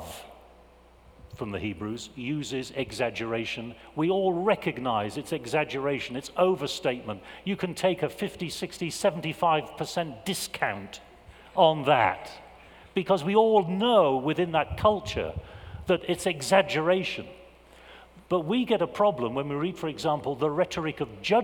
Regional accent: England, United Kingdom; I'm an Englishman. And as an Englishman, I have been raised in a culture that prizes understatement

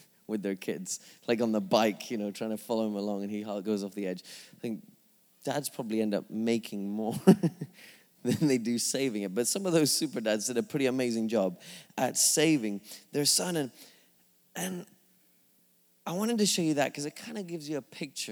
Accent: England, United Kingdom; moved away; I'm from England.

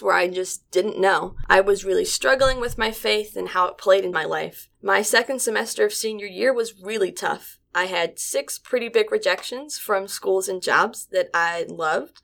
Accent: Staunton, Virginia, United States; I was coming from Stanton from a small rural town

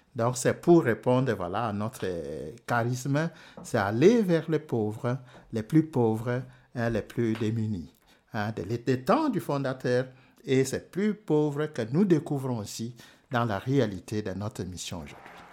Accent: DR Congo; moved away as an adult; also born or lived in Rome, Italy; chez moi au Congo.

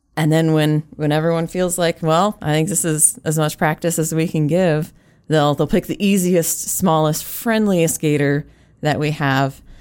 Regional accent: California, United States; now in South Dakota, United States; as a Californian

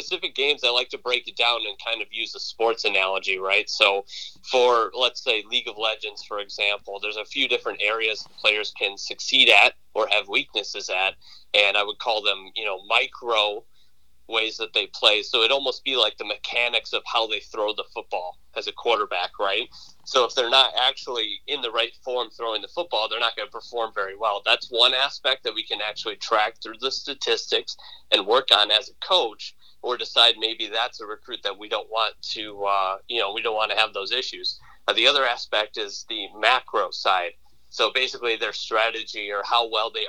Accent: Lake Orion, Michigan, United States; I grew up in Lake Orion, so I'm very familiar with the area

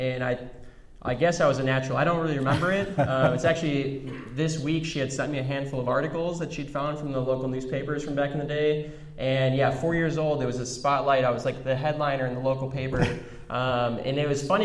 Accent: Chicago, Illinois, United States; moved away as an adult; also born or lived in Denver; so I grew up in the Chicagoland area, southwest suburbs, born and raised there from birth through going to college.

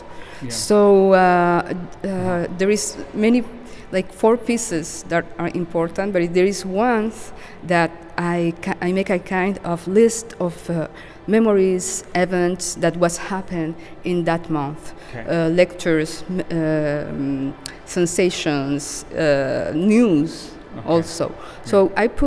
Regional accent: Cartagena, Bolívar, Colombia; moved away as an adult; now in Montreal, Canada; I come from Colombia, Cartagena specifically, from the Caribbean

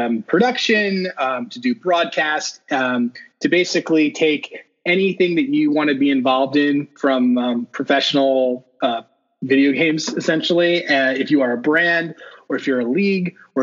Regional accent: Philadelphia, Pennsylvania, United States; also born or lived in California; now in Boston, United States; I am in Boston, but I'm originally from Philadelphia, and I've lived in California for my last 10 years until I moved here in March

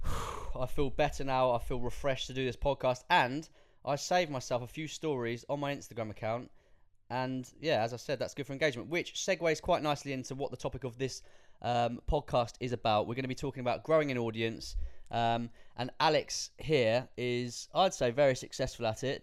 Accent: United Kingdom; as British people

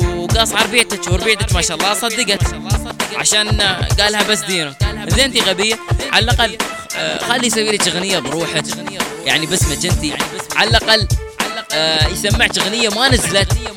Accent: Abu Dhabi, United Arab Emirates; انا اماراتي بالتحديد من ابو ظبي

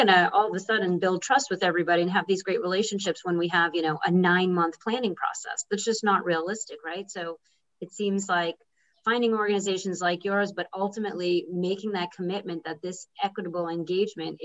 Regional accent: Boston, Massachusetts, United States; I'm from Boston

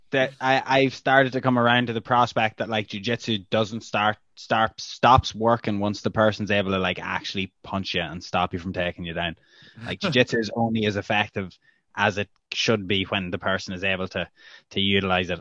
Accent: Ireland; as an Irish journalist.

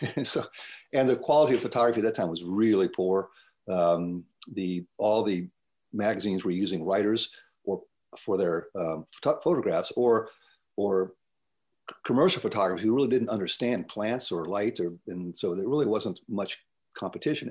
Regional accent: Tidewater, Virginia, United States; moved away as an adult; I grew up in Tidewater, Virginia, and it's I uh, quite honestly couldn't wait to leave there uh, as a young man.

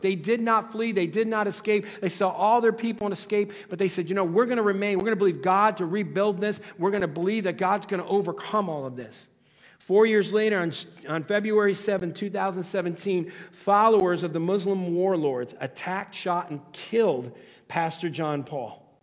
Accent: United States

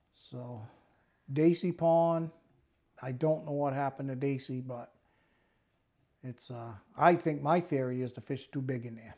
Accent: Millinocket, Maine, United States; I grew up in Millinocket, went to Stearns High School.

